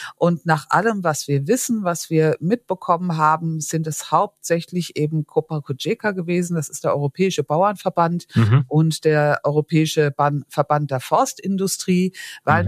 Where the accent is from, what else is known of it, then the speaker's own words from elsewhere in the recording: Vorderpfalz, Rhineland-Palatinate, Germany; ich komme aus der Vorderpfalz